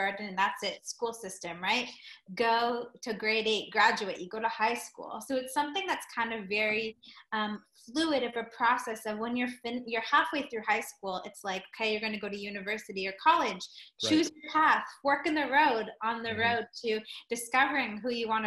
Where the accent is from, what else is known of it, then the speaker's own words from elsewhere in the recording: Toronto, Ontario, Canada; I'm from Toronto, Canada, born and raised